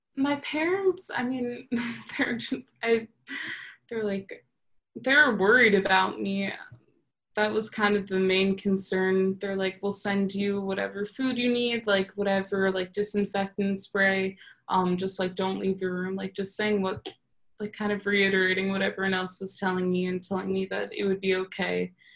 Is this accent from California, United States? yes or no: no; New York, United States; moved away as an adult; now in Texas, United States; I'm from New York